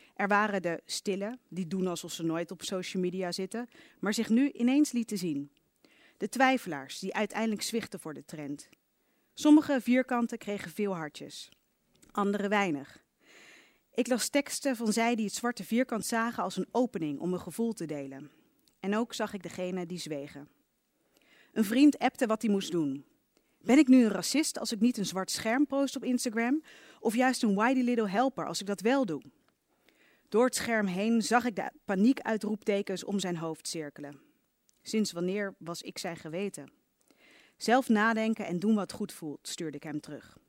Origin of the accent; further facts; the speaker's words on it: Leiden, South Holland, Netherlands; in Leiden, waar ik ben opgegroeid